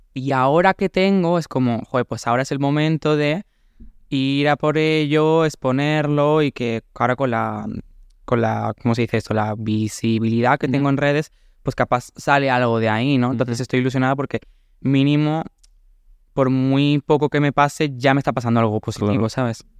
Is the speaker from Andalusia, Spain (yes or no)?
yes; Córdoba, Andalusia, Spain; moved away as an adult; also born or lived in Valencia; me fui de Córdoba y... Mm, y me fui a, estudiar a mm, Valencia Bellas Artes